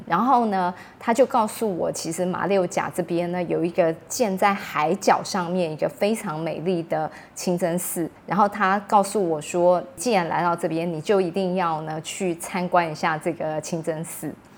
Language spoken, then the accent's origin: Chinese; Taipei, Taiwan; 我是台湾人，而且我还住台北